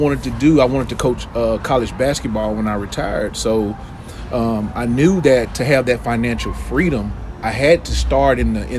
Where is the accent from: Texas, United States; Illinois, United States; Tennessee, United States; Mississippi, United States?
Mississippi, United States; Jackson; I was born and raised here in Jackson, Mississippi. I've been here for 42 years. You know, look, I don't mind telling my age. Mm-hmm. Born in Northeast Jackson. Went to Jackson Public Schools here.